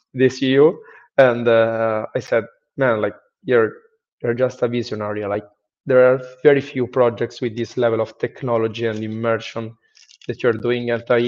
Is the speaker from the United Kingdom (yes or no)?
no; Rome, Lazio, Italy; moved away as an adult; I'm from Rome, Italy